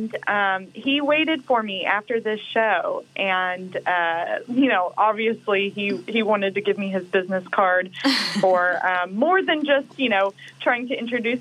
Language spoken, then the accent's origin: English; Waco, Texas, United States; moved away as an adult; also born or lived in Dallas, Texas; whenever I graduated high school, I moved from Waco, Texas to Dallas, Texas